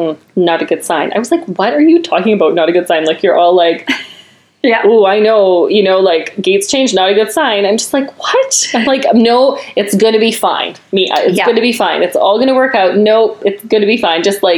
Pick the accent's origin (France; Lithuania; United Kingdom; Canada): Canada; being Canadian and in going to French immersion school.